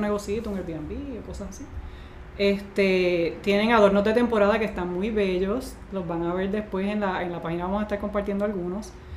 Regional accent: Puerto Rico; nos identificamos con él como boricua

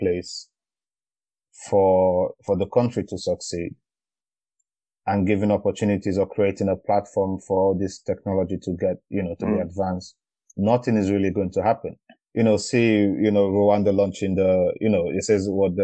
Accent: Nigeria; I am from Nigeria

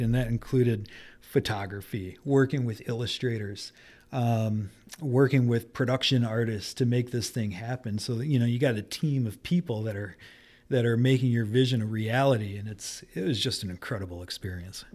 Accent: Detroit, Michigan, United States; also born or lived in Grand Rapids, Michigan; I grew up in Detroit and moved to Grand Rapids to go to school

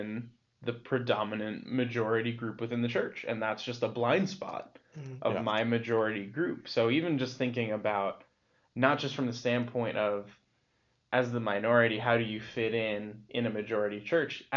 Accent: United States; I'm American

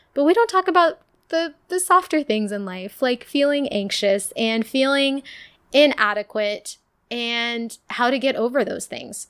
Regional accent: Ohio, United States; I was from Ohio

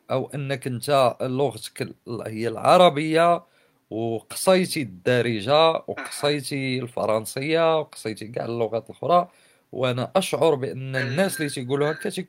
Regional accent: Morocco; انا مغربي ماشي عربي ماشي فرنسي ماشي برتقيزي انا مغربي انتمي الى خليط

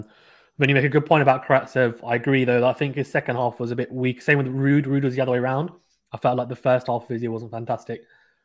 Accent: United Kingdom; I'm a Brit

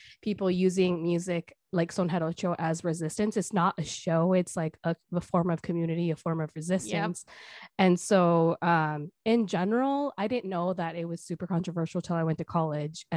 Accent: Milwaukee, Wisconsin, United States; also born or lived in California, United States; growing up in the United States, in Milwaukee

